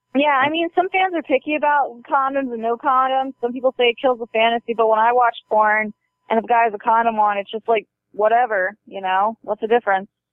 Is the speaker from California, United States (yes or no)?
no; Baltimore, Maryland, United States; moved away; I was born and raised there.